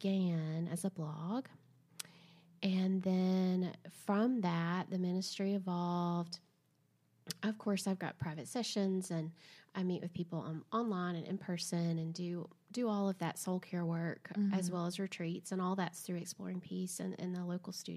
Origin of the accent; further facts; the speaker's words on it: Southern, United States; accent: Southern; my accent's too Southern